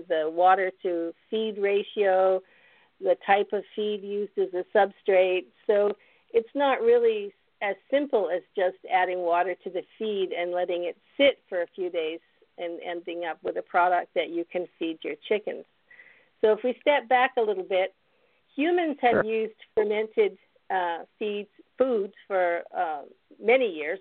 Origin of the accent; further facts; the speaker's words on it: Canada; moved away as an adult; also born or lived in British Columbia / Mozambique / Kenya / Florida; now in Kentucky, United States; As far as my background, I'm Canadian.